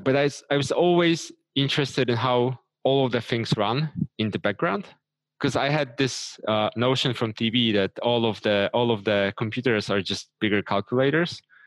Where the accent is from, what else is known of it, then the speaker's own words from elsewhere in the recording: Krakow, Lesser Poland, Poland; I'm from Krakow, Poland, Europe